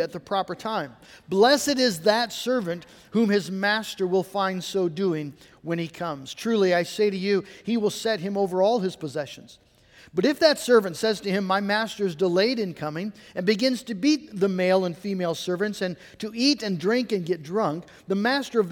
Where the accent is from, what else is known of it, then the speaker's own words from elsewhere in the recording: United States; American Christians